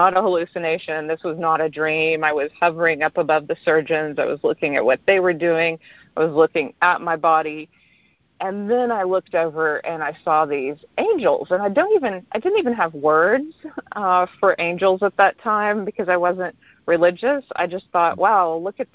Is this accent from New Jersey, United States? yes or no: no; East Texas, United States; I grew up rather poor in East Texas